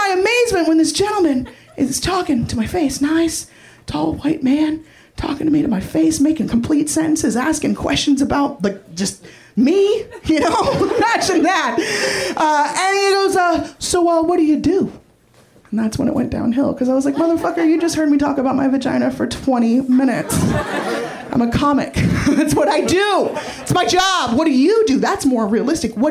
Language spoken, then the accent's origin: English; San Francisco, California, United States; I'm originally from San Francisco